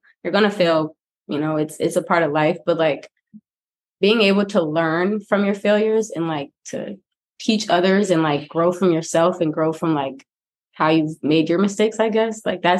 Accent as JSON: {"language": "English", "town": "Fort Washington", "region": "Maryland", "country": "United States", "tie": "born or raised there", "moved": "as an adult", "lives_now": "Milwaukee, United States", "said": "I grew up in Fort Washington, Maryland. So it's like, I'm about 45 minutes out from Baltimore."}